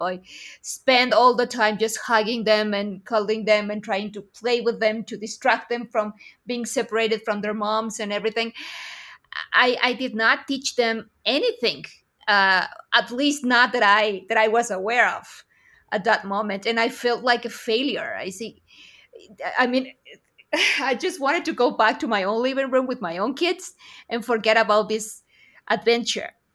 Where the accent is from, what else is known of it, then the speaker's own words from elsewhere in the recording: Aguascalientes, Mexico; here in my hometown of Aguascalientes, Mexico